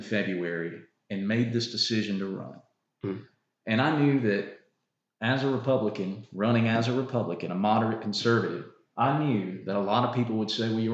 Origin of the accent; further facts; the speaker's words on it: United States; Union is home. This is where I was raised. This is where I went to school